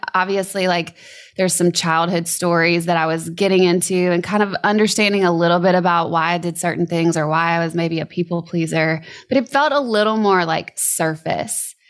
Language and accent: English; Louisiana, United States; I grew up in Louisiana